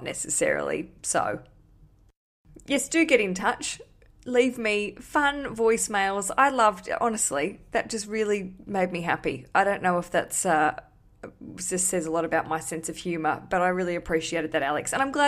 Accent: Australia; Because I came from Australia where I had quite a good sort of thriving, I don't want to say thriving career, but I had stuff going on.

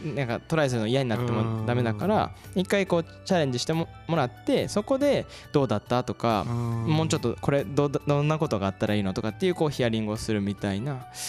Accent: Izumo, Shimane, Japan; moved away as an adult; also born or lived in Osaka; now in Kasai, Japan; 地元が島根県出雲市なんですけど

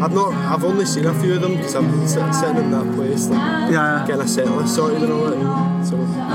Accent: Carluke, Scotland, United Kingdom; I'm from Carluke.

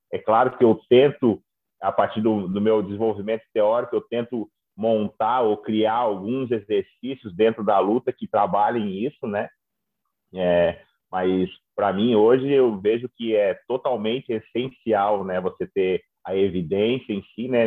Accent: São Joaquim, Santa Catarina, Brazil; moved away as an adult; also born or lived in Florianópolis; now in Australia; Eu sou de São Joaquim

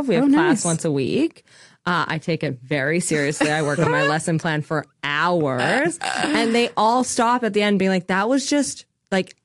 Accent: Canada; we're just from Canada.

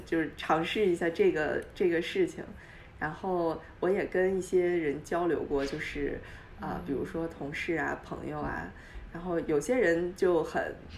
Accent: Dalian, Liaoning, China; moved away as an adult; also born or lived in Beijing; now in United States; 我是在中国长大的，我，我家乡是大连，然后嗯。，呃，我去北京，在北大读的本科，读了四年，读的是经济和金融

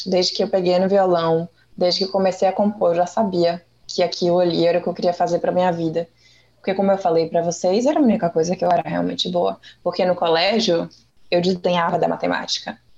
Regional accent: Salvador, Bahia, Brazil; Eu sou de Salvador, minha família toda é.

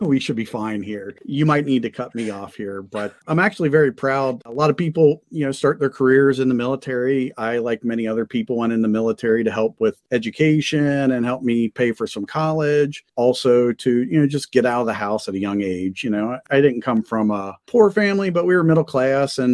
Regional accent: Cincinnati, Ohio, United States; ended up landing in Cincinnati in my hometown

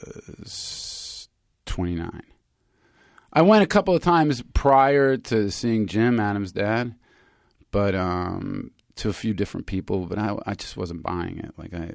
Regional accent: Germany; also born or lived in Pasadena, United States; And I was born here in Pasadena. And then we got deported in 1969 when I was 6 back to Germany. We got sent home.

